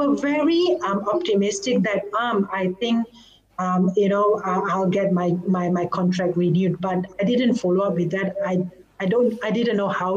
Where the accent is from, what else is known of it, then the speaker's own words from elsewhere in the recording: Malaysia; moved away; And I'm a Malaysian. So in Malaysia, we are taught